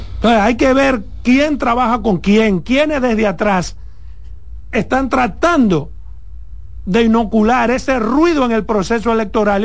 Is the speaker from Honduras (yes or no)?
no; Dominican Republic; como periodista, como dominicano